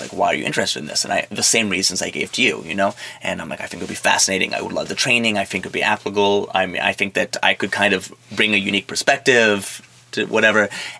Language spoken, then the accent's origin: English; New York, United States; born there; accent: a mix of French and New York; I was born in New York.